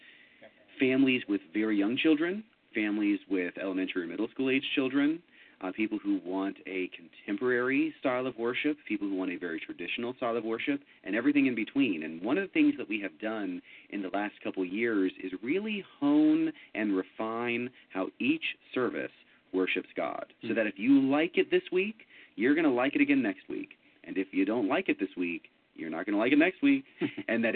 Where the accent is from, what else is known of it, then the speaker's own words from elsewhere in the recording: Florida, United States; also born or lived in Memphis, United States / Atlanta, United States / Birmingham, United States; now in Dallas, United States; I grew up in the South, sort of. Florida is kind of a hybrid